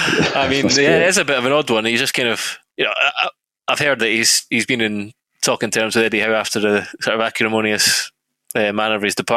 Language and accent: English; Scotland, United Kingdom; I'm Scottish